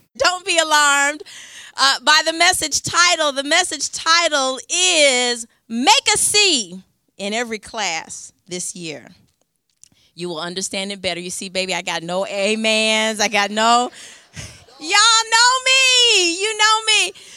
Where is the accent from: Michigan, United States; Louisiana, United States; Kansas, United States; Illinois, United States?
Michigan, United States; Ypsilanti; I'm from Ypsilanti, so Detroit is about forty-five minutes northeast where I'm from